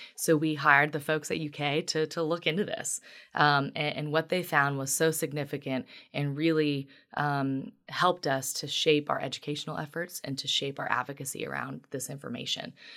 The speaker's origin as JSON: {"language": "English", "town": "Union", "region": "Kentucky", "country": "United States", "tie": "born or raised there", "moved": "as an adult", "lives_now": "Lexington, United States", "said": "I am originally from Union in Boone County in Northern Kentucky. So, I was born and raised there"}